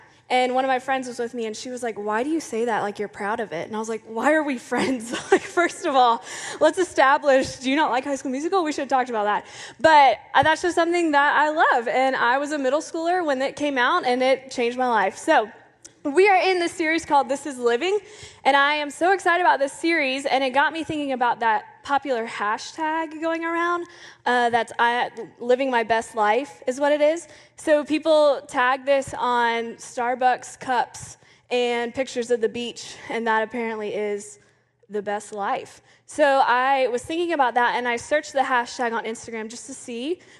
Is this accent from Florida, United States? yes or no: yes; Clearwater, Florida, United States; born there; I was born in 1993 in Clearwater, Florida.